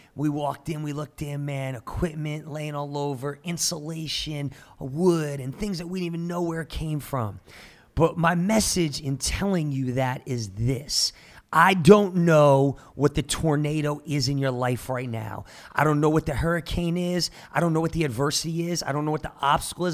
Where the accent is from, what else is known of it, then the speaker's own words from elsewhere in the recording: Jersey Shore, New Jersey, United States; now in Tulsa, United States; I'm from the Jersey Shore, born and raised